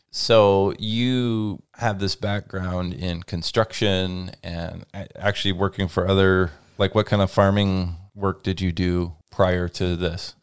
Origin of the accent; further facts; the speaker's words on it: Lynden, Washington, United States; based here in the town where I grew up in Linden, Washington